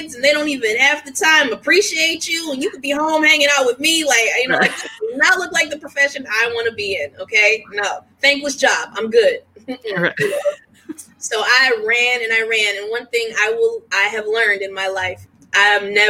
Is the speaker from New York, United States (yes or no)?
no; Washington, District of Columbia, United States; moved away as an adult; I'm originally from Washington, D.C., super, super D.C. person in the sense that, like, I rep D.C. to the fullest. It is, you know, the place that raised me